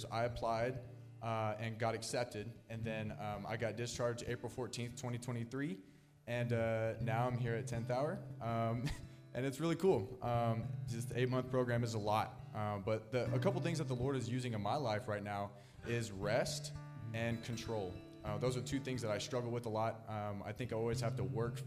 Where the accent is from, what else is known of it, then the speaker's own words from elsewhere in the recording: Wichita, Kansas, United States; I'm from Wichita, Kansas